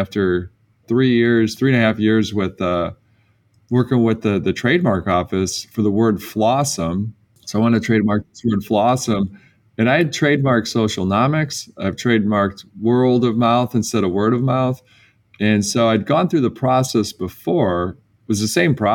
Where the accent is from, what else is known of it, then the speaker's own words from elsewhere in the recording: Detroit, Michigan, United States; I come from Detroit